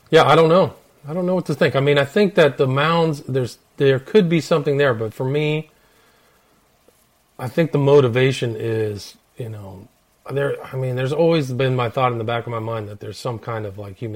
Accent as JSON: {"language": "English", "region": "California", "country": "United States", "said": "in Berkeley, and I'm from Northern California"}